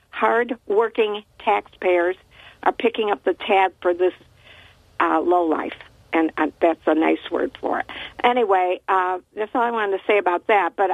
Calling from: Port Dickinson, New York, United States; from Port Dick.

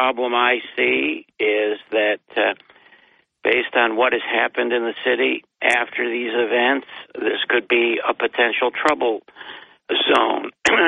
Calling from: Binghamton, New York, United States; It's … in Binghamton.

